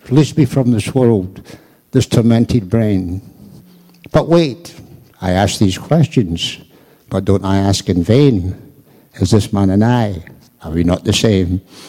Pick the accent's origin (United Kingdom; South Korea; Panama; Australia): United Kingdom; Scotland; I'm from Scotland.